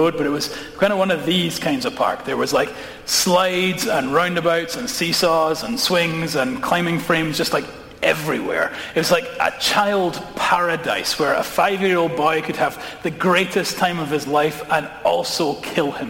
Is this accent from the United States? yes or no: no; Edinburgh, Scotland, United Kingdom; I grew up in Edinburgh, which is a city